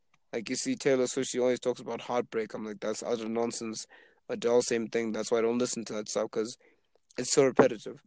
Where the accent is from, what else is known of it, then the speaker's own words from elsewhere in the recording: Zimbabwe; also born or lived in Canada; I'm from Zimbabwe